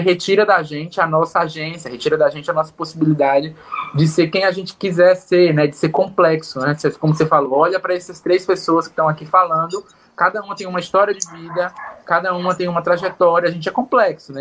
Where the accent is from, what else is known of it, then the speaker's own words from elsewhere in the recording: Northeast Region, Brazil; moved away; por vir do Nordeste